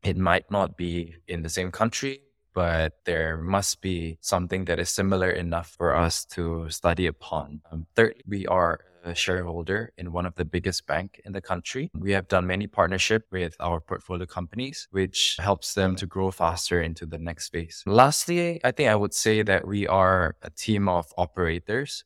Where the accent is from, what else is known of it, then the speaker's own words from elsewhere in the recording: Indonesia; moved away as an adult; now in Singapore; I grew up in Indonesia. I was raised in Indonesia. I spent most of my life in Indonesia